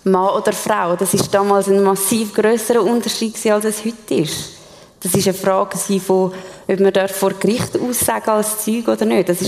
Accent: Switzerland; Ich meine, wir als Schweizer können das gut nachvollziehen, denn wir haben auch ein recht hohes Selbstverständnis von uns.

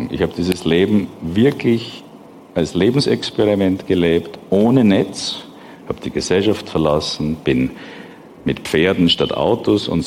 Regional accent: Austria; bin ich in einer Eliteschule in Österreich groß geworden

